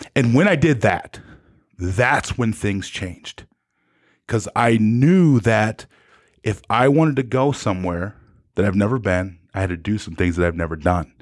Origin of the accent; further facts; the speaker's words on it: South Dakota, United States; I was from South Dakota, and they didn't think people from South Dakota could play football